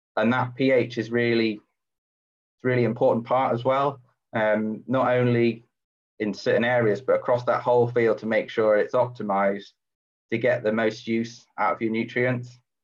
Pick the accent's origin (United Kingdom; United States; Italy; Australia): United Kingdom; Shropshire, West Midlands; moved away as an adult; now in East Lothian, United Kingdom; I grew up down in Shropshire um, on a it was actually previously a dairy farm